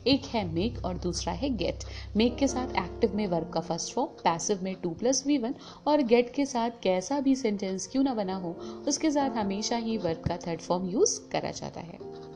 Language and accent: Hindi; India; first language Hindi; हम हिंदुस्तानी हैं हमारी मातृभाषा हिंदी है